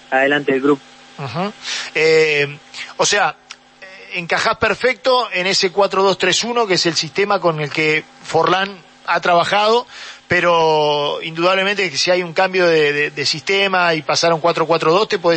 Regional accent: La Paz, Canelones, Uruguay; Sí, sí, de, La Paz.

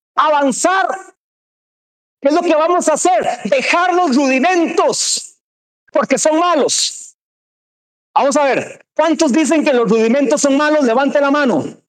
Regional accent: Cartago, Costa Rica; soy de Cartago

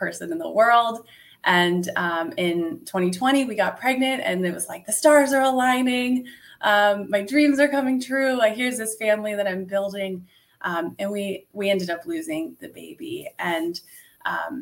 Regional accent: Italy; now in United States; I was actually born and raised in Italy. And when my parents split up, my mom moved my brother and me to the US

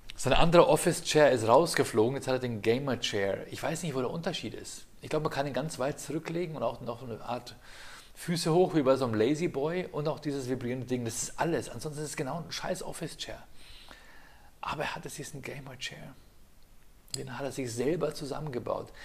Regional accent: Ingolstadt, Bavaria, Germany; damals in Ingolstadt, ich habe nur am Rand vom Piusviertel gewohnt

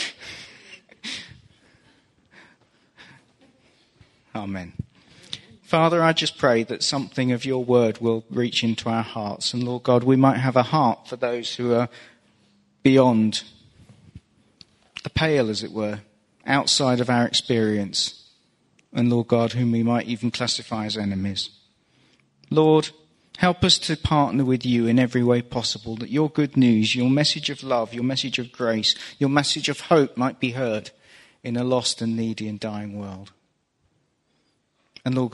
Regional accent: England, United Kingdom; As an Englishman

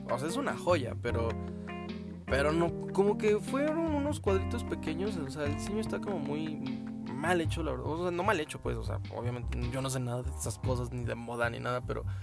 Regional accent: Mexico; no soy el típico fan de como todo mexicano promedio

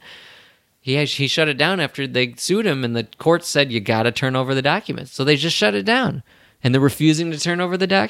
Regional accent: Bettendorf, Iowa, United States; We both graduated from Bettendorf High School, so it's kind of a weird thing. We're both from Iowa

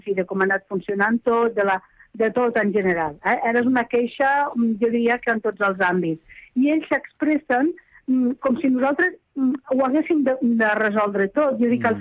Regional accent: Lleida, Catalonia, Spain; accent: Western Catalan (Lleida); la meva llengua occidental

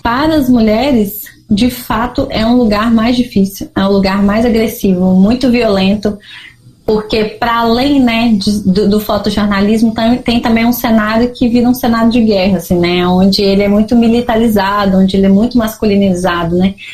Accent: Minas Gerais, Brazil; eu ainda não entendia como mineira, assim, né? O que, que é ser mineira? Ah, vim de uma terra de montanhas, de cafezinho, de pessoas acolhedoras

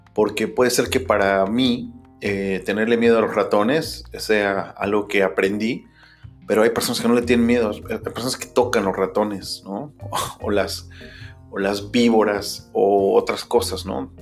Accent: Mexico; first language Spanish; moved away as an adult; nací en México, soy mexicano. Eh, viví casi hasta los 30 años en México.

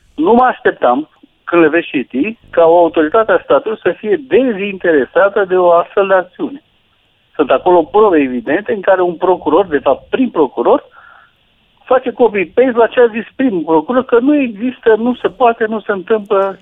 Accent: Buzău, Buzău County, Romania; now in Bucharest, Romania; sunt din Buzău și mănânc covrigi de la domnul Ciolacu

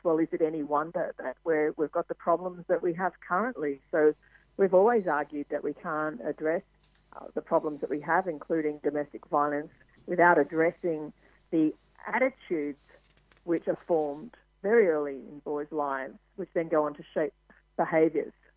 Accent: Mildura, Victoria, Australia; moved away as an adult; also born or lived in United States; One of the first stories I did in my hometown was of the opening of the first women's refuge in Mildura

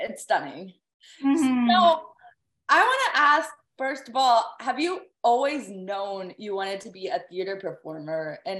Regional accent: Dallas, Texas, United States; now in Burbank, United States; So I'm from Dallas, but I live in Burbank, California.

